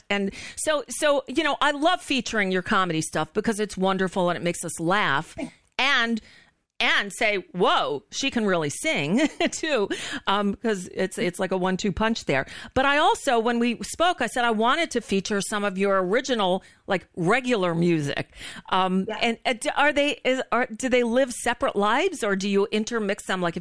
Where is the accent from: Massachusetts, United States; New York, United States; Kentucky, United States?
New York, United States; Long Island; moved away as an adult; also born or lived in Manhattan, New York; now in New Orleans, United States; I'm originally from Long Island, New